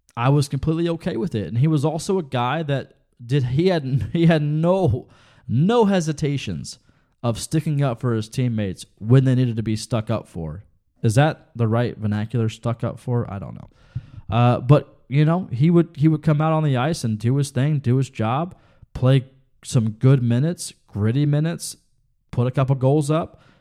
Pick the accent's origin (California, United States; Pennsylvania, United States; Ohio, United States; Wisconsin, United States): Ohio, United States; We're both from Ohio.